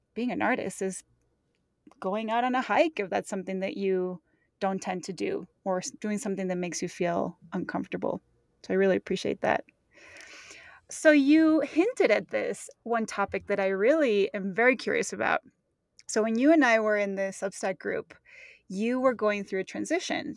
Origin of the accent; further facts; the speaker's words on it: Mexico; moved away; I grew up in Mexico in very touristy places